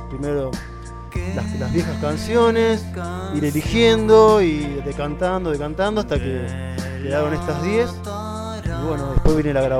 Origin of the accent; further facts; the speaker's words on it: San Nicolás, Buenos Aires Province, Argentina; now in Buenos Aires, Argentina; 15 años que estoy